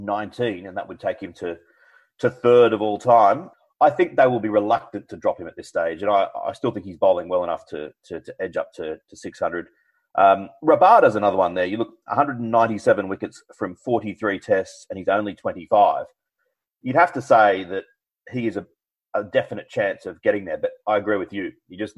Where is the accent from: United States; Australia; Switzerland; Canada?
Australia; As an Australian, I'm very happy with this